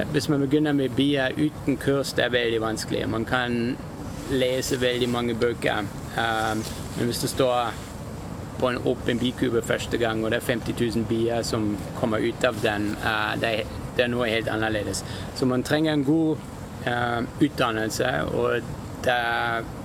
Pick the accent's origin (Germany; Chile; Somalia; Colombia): Germany; now in Norway; jeg kommer egentlig fra Tyskland